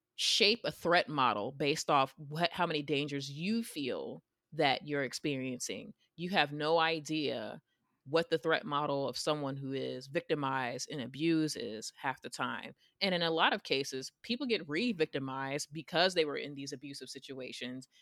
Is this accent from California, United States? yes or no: no; New York, United States; I'm from New York